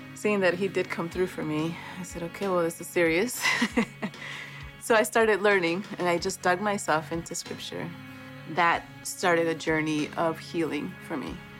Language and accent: English; Chicago, Illinois, United States; also born or lived in Boston, Massachusetts; I was born in Boston. Uh, when I was two, we moved to Chicago after my parents had separated